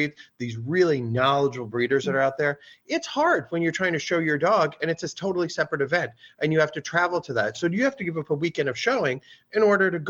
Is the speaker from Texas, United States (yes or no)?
no; Westchester, East Coast, New York, United States; moved away as an adult; also born or lived in Chicago area; now in Chicago, United States; a kid growing up on the East Coast and there, you know, it was Westchester